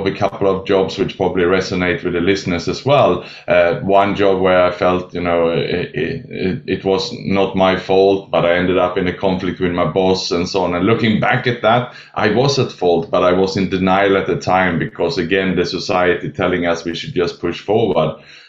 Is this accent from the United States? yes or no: no; Sweden; also born or lived in Australia; now in Southeast Asia; So I was born in Sweden, educated in Australia, and then I lived and worked the last 20 years in Southeast Asia